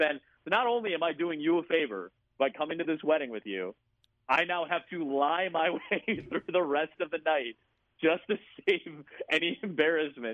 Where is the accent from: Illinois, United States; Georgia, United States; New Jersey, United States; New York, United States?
Illinois, United States; Chicago; moved away as an adult; also born or lived in Iowa; I come from Chicago. I come from a very diverse place